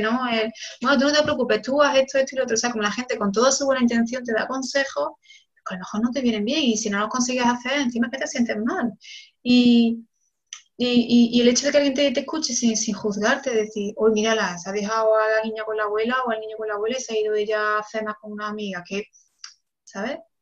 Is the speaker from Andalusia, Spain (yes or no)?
yes; Córdoba, Andalusia, Spain; moved away as an adult; also born or lived in Barcelona / Senegal; ahora mismo vivo en, Córdoba, que es mi ciudad natal.